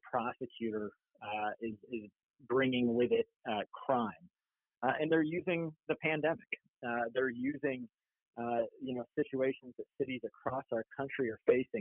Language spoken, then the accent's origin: English; upstate New York, United States; moved away as an adult; also born or lived in New Orleans; now in Portland, United States; I grew up in New York, in upstate New York